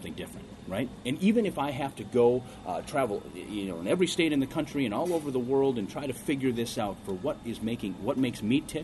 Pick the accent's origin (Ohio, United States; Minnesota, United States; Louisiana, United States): Minnesota, United States; Ortonville; also born or lived in Seoul, South Korea; in Ortonville, Minnesota, I was the minority population